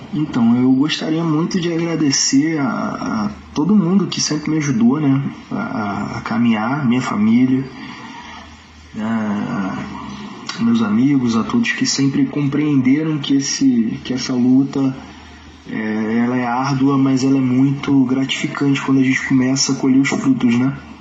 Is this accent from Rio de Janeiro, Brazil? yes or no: yes; Nova Friburgo, Rio de Janeiro, Brazil; eu sou de Novo, de Nova Friburgo, né, natural de Nova Friburgo.